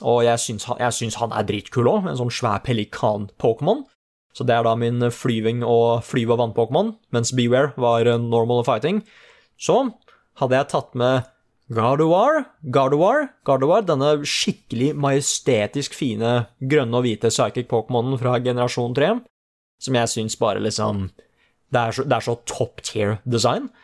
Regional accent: Oslo, Norway; det er jo der jeg vokste opp

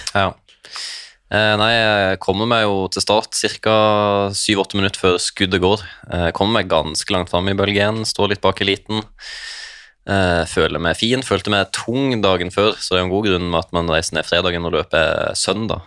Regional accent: Lindesnes, Agder, Norway; accent: sørlandsk; also born or lived in Svalbard / Balsfjord

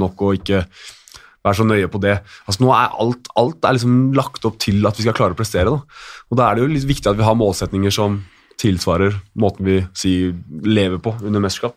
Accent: Norway; vi er nordmenn

